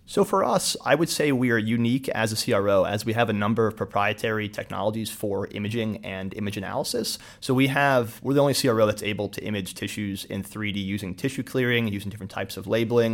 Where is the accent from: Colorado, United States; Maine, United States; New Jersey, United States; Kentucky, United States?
New Jersey, United States; Somerville; also born or lived in Allentown, Pennsylvania; I grew up in New Jersey, Central Jersey, um, went to Somerville High School